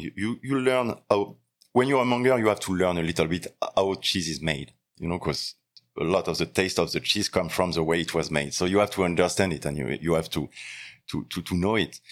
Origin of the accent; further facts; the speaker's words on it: Lyon, Auvergne-Rhône-Alpes, France; also born or lived in Normandy; I was born in Normandy, but I, I grew up in Lyon